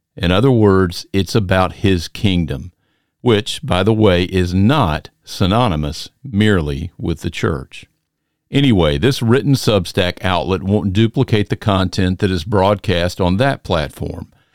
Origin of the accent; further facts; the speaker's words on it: Macon, Georgia, United States; I'm from the South, hailing from Macon, Georgia